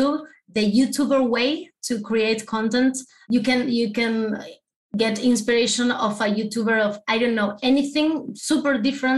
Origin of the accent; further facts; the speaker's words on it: Argentina; first language Spanish; English is a second language; I'm from Argentina, so you know we speak Spanish.